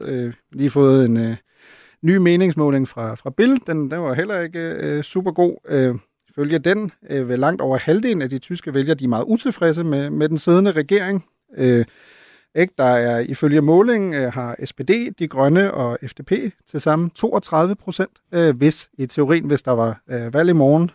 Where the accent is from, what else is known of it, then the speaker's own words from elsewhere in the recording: Germany; now in Denmark; som tysker